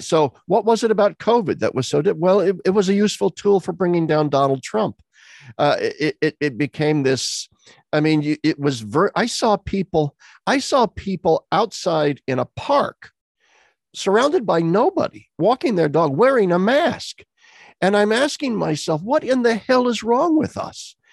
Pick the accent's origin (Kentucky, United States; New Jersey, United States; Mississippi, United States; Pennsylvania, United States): Pennsylvania, United States; here in my home state of Pennsylvania